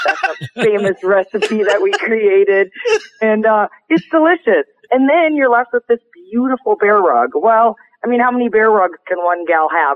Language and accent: English; Montana, United States; here in my home state of Montana, literally a half hour from my house